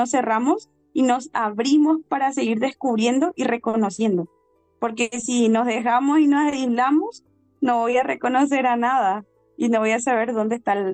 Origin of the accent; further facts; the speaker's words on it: Colombia; now in Paraguay; Porque no es que por el que yo vine de Colombia yo no le reconozco a Dios